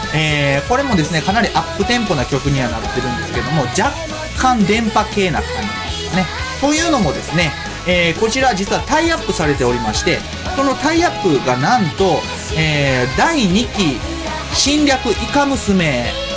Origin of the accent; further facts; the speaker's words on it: Kansai, Japan; 僕何を隠そう、全然隠してない関西人